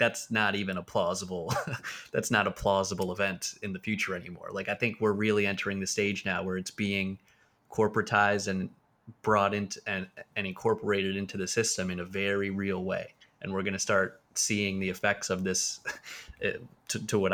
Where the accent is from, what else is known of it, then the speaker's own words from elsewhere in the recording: Pennsylvania, United States; moved away; my hometown in Pennsylvania, where things are much cheaper